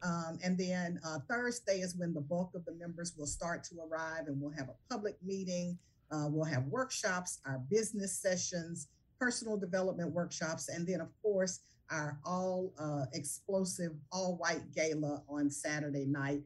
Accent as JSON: {"language": "English", "town": "Jackson", "region": "Mississippi", "country": "United States", "tie": "born or raised there", "said": "Jackson, Mississippi, oh, my hometown. And so uh, I bring you greetings from Jackson, Mississippi"}